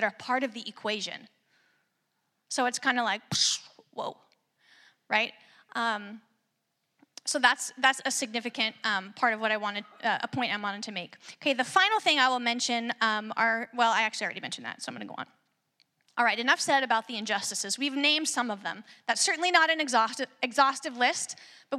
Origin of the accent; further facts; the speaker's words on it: Sequim, Washington, United States; now in Salem, United States; I'm originally from Washington, from Squim, Washington, out on the Olympic Peninsula.